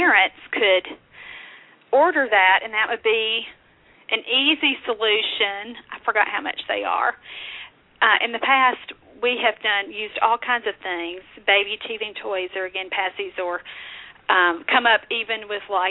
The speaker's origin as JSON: {"language": "English", "region": "Kentucky", "country": "United States", "said": "that's my home state convention"}